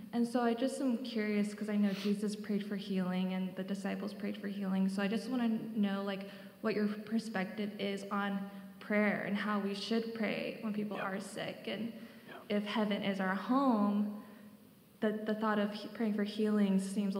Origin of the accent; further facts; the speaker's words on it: Phoenix, Arizona, United States; moved away; I'm also from Arizona, so it's nice to have a fellow Phoenician here.